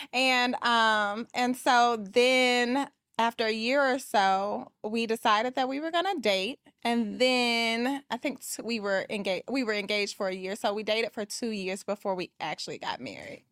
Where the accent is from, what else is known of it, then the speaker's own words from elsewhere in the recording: Atlanta, Georgia, United States; I am from Atlanta, Georgia, and I am a luxury real estate agent.